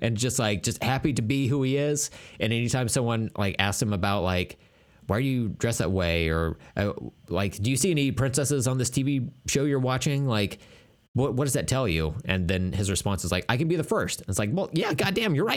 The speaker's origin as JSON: {"language": "English", "town": "Tulsa", "region": "Oklahoma", "country": "United States", "tie": "born or raised there", "said": "it's my hometown"}